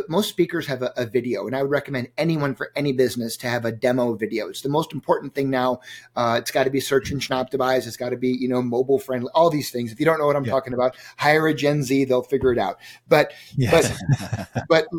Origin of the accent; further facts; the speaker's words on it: Minneapolis, Minnesota, United States; my hometown here where I live in Minneapolis